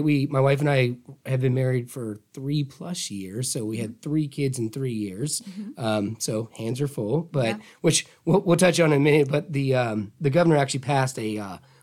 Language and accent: English; Tallahassee, Florida, United States; I'm from Tallahassee, a Childs grad, and my dad was the Leon County attorney here, so which kind of kept me in town